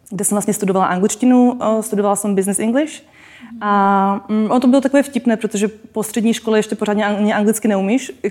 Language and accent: Czech; Czechia; Já jsem teda Slovenka, ale narodila jsem se v Čechách. A vlastně v Čechách my jsme chodili ze Žadce do Českých Budějovic, z Budějovic do Brna, z Brna do Prahy.